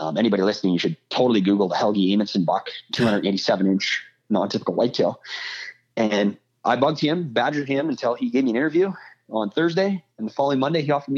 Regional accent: Canada; I'm a Canadian boy

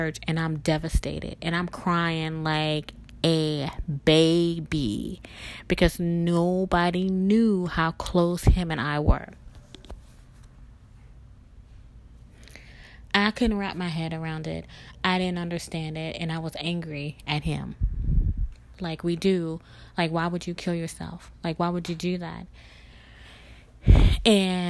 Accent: Mississippi, United States; now in Louisiana, United States; we're both from Mississippi, and we relocated to Louisiana.

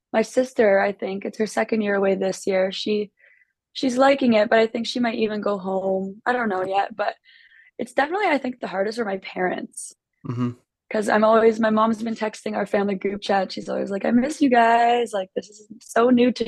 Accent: Winnipeg, Manitoba, Canada; moved away as an adult; now in Windsor, Canada; I'm from Winnipeg

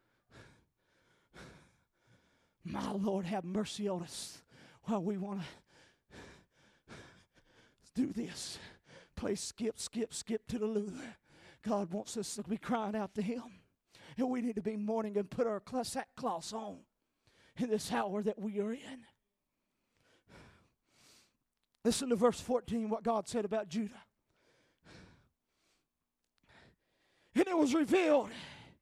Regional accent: North Carolina, United States; I'm not from Pennsylvania. I'm from North Carolina

